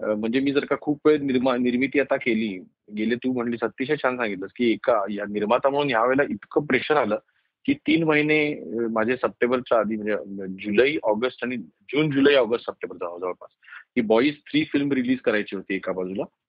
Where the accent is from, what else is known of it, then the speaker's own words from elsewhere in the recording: Mumbai, Maharashtra, India; माझं लहानपण सुद्धा जे गेलं ते बोरिवलीमध्ये गेलं